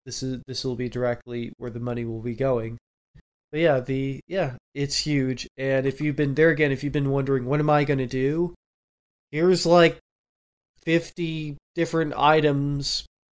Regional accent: Southwest, United States; Yeah, I'm from the Southwest.

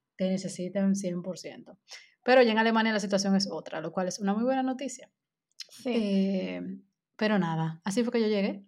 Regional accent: Dominican Republic; moved away

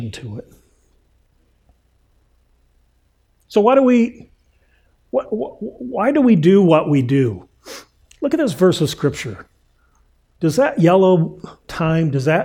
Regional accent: Indiana, United States; I grew up in Indiana

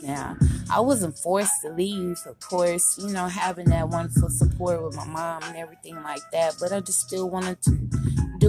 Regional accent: Kansas City, Kansas, United States; also born or lived in Tacoma, Washington; I was raised in Washington State, Tacoma. But I live here in Kansas City, Kansas most of my life.

